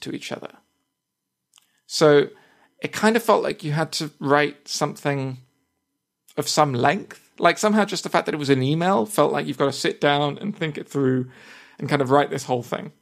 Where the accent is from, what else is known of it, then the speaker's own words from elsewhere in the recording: United Kingdom; accent: British English; first language English; I say that I am a native speaker of, of English, and I also put that, that I'm a British English speaker